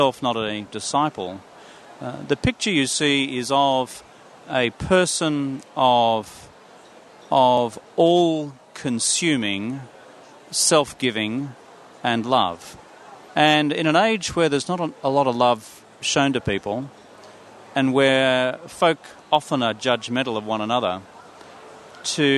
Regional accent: Yandina, Noosa hinterland, Sunshine Coast, Queensland, Australia; moved away as an adult; also born or lived in Nambour, Queensland / Brisbane, Queensland; I'm a Sunshine Coast kid, so I grew up in Yamundi, in the Noosa hinterland, and I went to primary school there

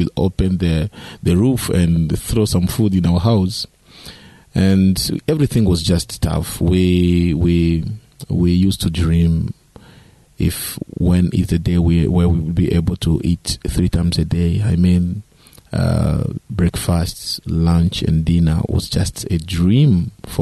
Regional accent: DR Congo; also born or lived in East Africa; I was born in Democratic Republic of Congo, which is a Central African country.

